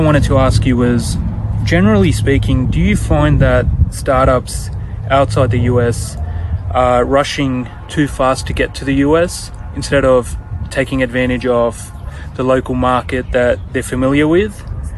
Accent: Sydney, New South Wales, Australia; I'm from Sydney, Australia

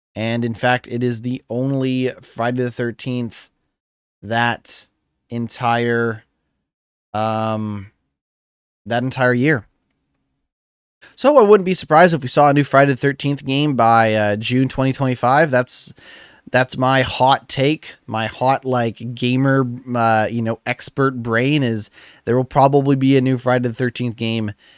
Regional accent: Canada; I'm Canadian

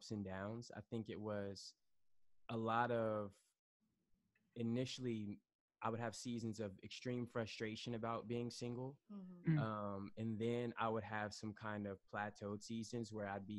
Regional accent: Atlanta, Georgia, United States; moved away as an adult; also born or lived in Washington, D.C.; now in New York City, United States; I am originally from Atlanta.

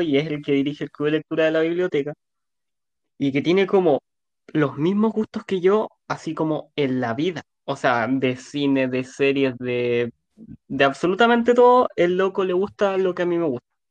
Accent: Punta Arenas, Magallanes and Chilean Antarctica, Chile; yo soy de Punta Arenas

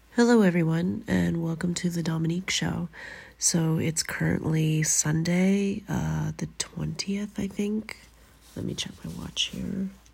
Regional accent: Canada; moved away as an adult; now in Finland

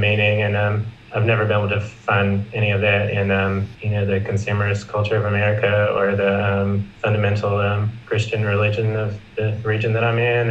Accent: South Carolina, United States; also born or lived in Los Angeles; I'm from South Carolina. I'm currently living here after a year in Los Angeles

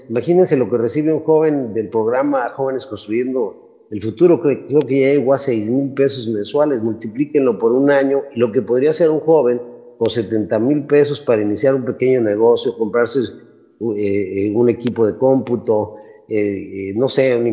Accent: Chiapas, Mexico; Miren, yo soy, yo soy de Chiapas. En Chiapas, después del movimiento zapatista, pasó el presupuesto federal de 4 mil millones en el 94 a 16 mil en el 98 y hoy somos el quinto estado que más presupuesto recibe

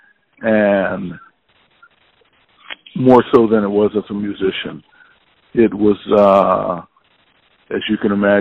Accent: California, United States; moved away as an adult; I was from California

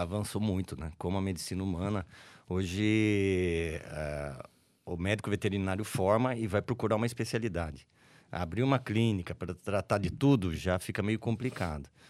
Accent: Araras, São Paulo, Brazil; also born or lived in Leme; Eu nasci lá e no dia seguinte vim para Araras

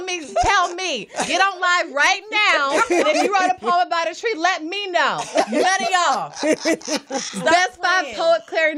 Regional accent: Atlanta, Georgia, United States; also born or lived in Jackson, Mississippi; I'm from Jackson, Mississippi, y'all. And I was raised in Atlanta, Georgia, so I'm Southern all the way.

